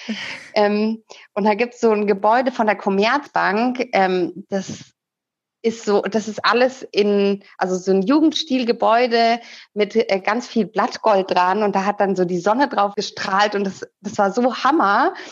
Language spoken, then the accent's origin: German; Munich, Bavaria, Germany; moved away as an adult; also born or lived in Leipzig / Cologne; ich komme aus München. Ich habe dann auch in Bayern BWL studiert